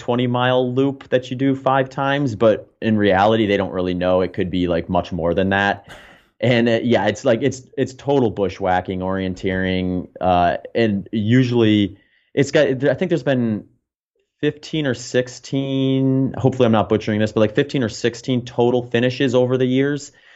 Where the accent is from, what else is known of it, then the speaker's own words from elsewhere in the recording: Wisconsin, United States; moved away as an adult; also born or lived in Phoenix; now in Austin, United States; I grew up in the Midwest. I spent a couple decades in, in Wisconsin